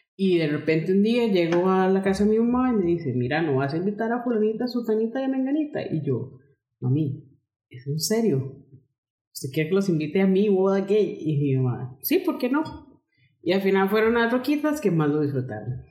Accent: Costa Rica; yo soy costarricense.

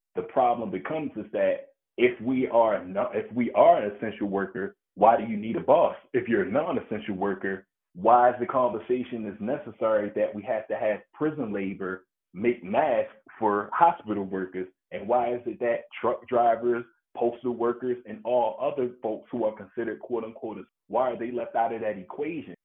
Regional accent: Baltimore, Maryland, United States; I was born and raised in Baltimore City

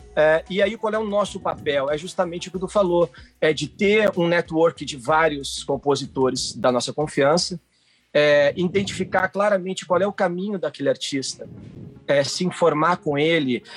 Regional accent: Porto Alegre, Rio Grande do Sul, Brazil; sou de Porto Alegre

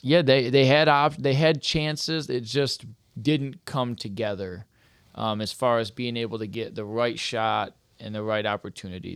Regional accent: Michigan, United States; from Michigan

